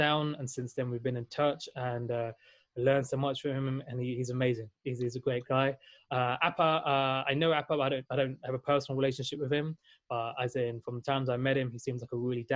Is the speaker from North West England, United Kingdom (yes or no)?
no; London, United Kingdom; also born or lived in Valencia, Spain; I was born and raised in London, UK